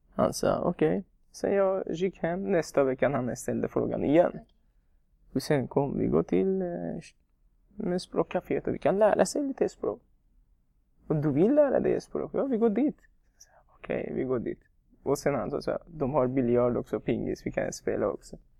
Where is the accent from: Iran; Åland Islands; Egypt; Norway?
Iran; Swedish is a second language; moved away as an adult; also born or lived in Afghanistan; now in Sweden; Jag kommer från Afghanistan, men jag är uppvuxen i Iran.